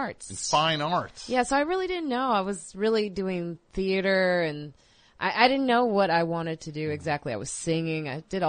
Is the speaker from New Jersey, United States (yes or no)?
no; Highland Park, Illinois, United States; moved away as an adult; also born or lived in South Side of Chicago / south suburbs of Chicago; I grew up in Highland Park, Illinois.